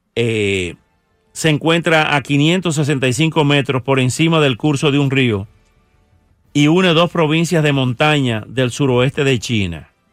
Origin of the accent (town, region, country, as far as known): Dominican Republic; born or raised there; moved away